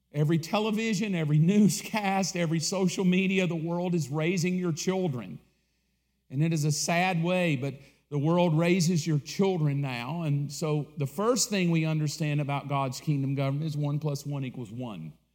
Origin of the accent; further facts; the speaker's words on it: the South, United States; I grew up in the South.